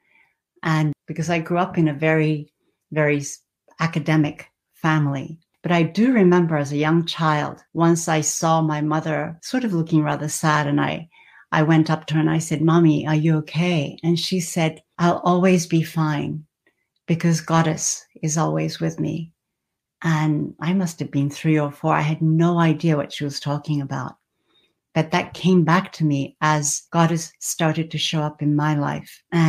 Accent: Australia; also born or lived in Japan / France / California; now in Northern Virginia, United States; I was born in Japan and I lived there for a while. I also had the fortune and the opportunity of spending my childhood in Australia.

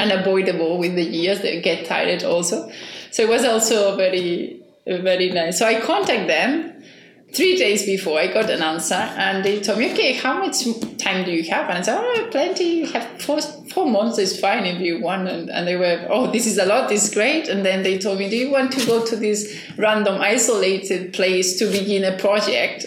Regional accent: Barcelona, Catalonia, Spain; English is a second language; moved away as an adult; also born or lived in Cambridge; now in Maio, Cape Verde; I'm originally from Barcelona, from Spain

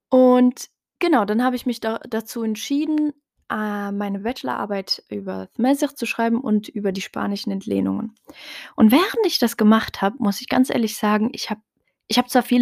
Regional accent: Morocco; first language Tarifit; German is a second language; Und das Gleiche gilt eben auch für meine Muttersprache, also Tarifit, hm, was eben eine Tamazir, also eine Untergruppe der Tamazirt-Sprachen generell ist.

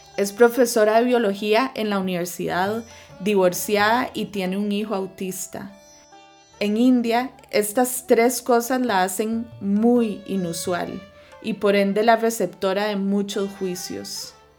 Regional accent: Costa Rica; also born or lived in United States / Ivory Coast; Nací en Estados Unidos, pero a los tres años me mudé a Costa de Marfil en África, donde pasé mis años más formativos, de los tres a los siete, y luego regresamos a Costa Rica.

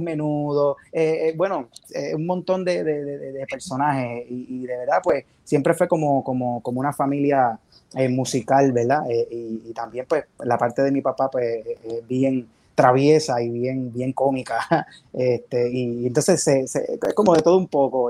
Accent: Bayamón, Puerto Rico; yo soy de, de Bayamón, de Bayamón.

